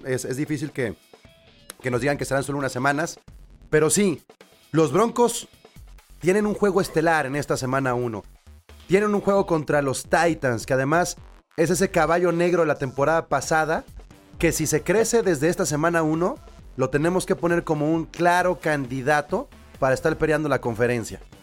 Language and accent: Spanish; Mexico; nosotros como mexicanos